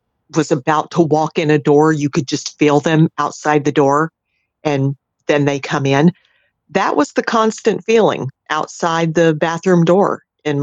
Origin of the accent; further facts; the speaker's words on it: outside of Orlando, Florida, United States; also born or lived in Tampa area, Florida; I grew up outside of Orlando